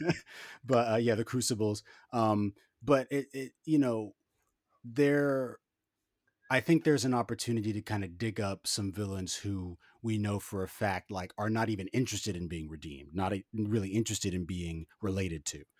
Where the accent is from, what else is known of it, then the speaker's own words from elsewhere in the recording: New York City, New York, United States; I'm from Harlem